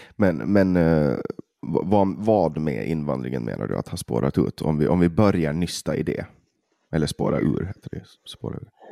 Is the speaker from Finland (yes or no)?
yes; Åland, Finland; som ålänning och från Finland